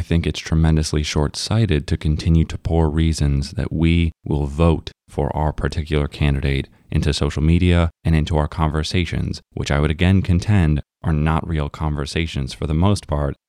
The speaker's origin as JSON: {"language": "English", "country": "United States", "said": "we are all American"}